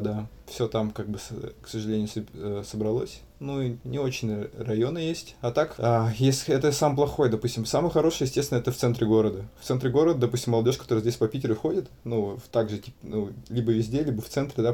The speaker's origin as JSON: {"language": "Russian", "town": "Ulan-Ude", "region": "Buryatia", "country": "Russia", "moved": "yes", "lives_now": "Saint Petersburg, Russia", "said": "я из Улан-Удэ"}